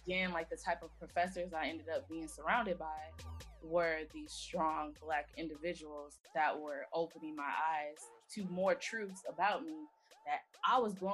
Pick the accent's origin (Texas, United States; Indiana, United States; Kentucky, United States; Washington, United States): Texas, United States; Houston; also born or lived in Minneapolis / Los Angeles; So I was born in Minneapolis. Um, I started grade mm-hmm. school out in LA, uh, Los Angeles. Um, we moved back and forth between the states before moving to Houston when I was 10. So from 10 on into adulthood and me uh, finishing undergrad, I was in Texas.